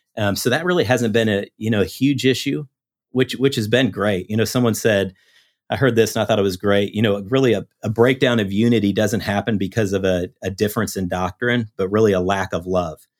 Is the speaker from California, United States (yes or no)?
no; Iowa, United States; now in Houston, United States; I grew up in Iowa, uh, grew up in the Midwest